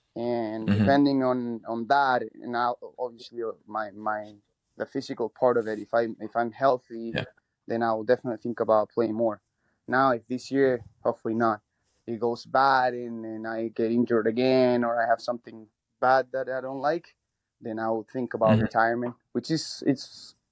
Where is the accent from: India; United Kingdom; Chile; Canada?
Chile; moved away as an adult; now in United States; I'm from Chile